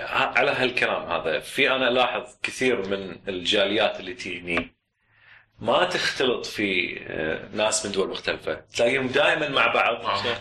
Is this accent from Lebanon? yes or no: yes; Lebanon; now in Kuwait; من الكويت انا لبناني بس ساكن بالكويت